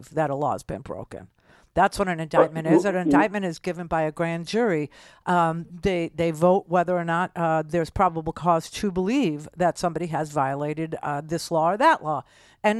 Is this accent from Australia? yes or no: no; New York, United States; I am too